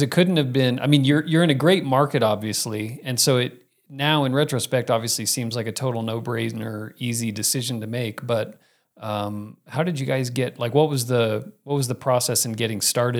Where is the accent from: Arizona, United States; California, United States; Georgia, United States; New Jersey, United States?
Arizona, United States; Phoenix; also born or lived in Miami; You know, I grew up in Phoenix, Miami and Phoenix. And so in either place, it was a pair of shoes, maybe socks and a pair of shorts.